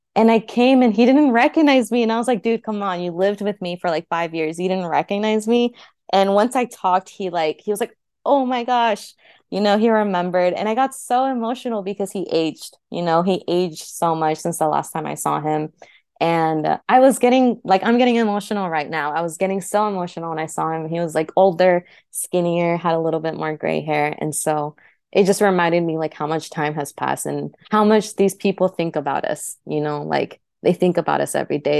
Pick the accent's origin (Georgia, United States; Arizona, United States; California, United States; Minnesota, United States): Arizona, United States; Phoenix; moved away as an adult; also born or lived in Turícuaro, Michoacán, Mexico; now in Los Angeles, United States; in Phoenix, that's where I was raised up un-, up until that point, nine months to, in my twenties. I would say Phoenix is kind of my hometown. It's where I grew up